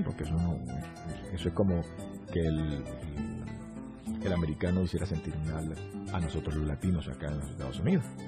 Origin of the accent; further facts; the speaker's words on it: Venezuela; moved away; mi Venezuela linda